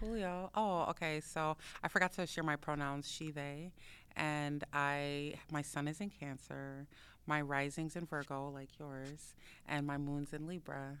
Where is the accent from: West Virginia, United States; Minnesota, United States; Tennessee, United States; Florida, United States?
Minnesota, United States; Minneapolis; I grew up in South Minneapolis, um, and Phillips, between Phillips and Potterhorn